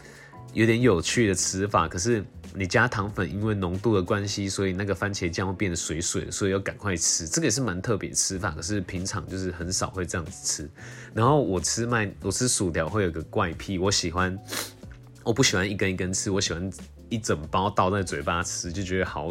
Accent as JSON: {"language": "Chinese", "region": "Tainan", "country": "Taiwan", "said": "因为我很喜欢咸甜咸甜，可能就是也是因为我是台南人之类的，就蛮喜欢吃芋头派的。"}